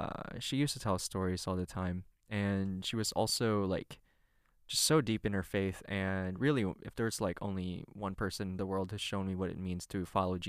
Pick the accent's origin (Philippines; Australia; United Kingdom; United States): Philippines; I grew up in the Philippines, and in the Philippines, we have kind of a matriarchal culture